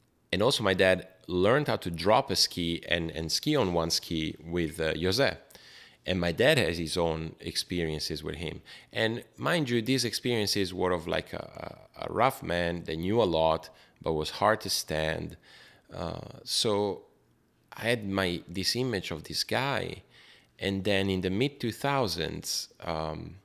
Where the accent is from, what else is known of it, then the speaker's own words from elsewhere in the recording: Brescia, Lombardy, Italy; I was growing up in Brescia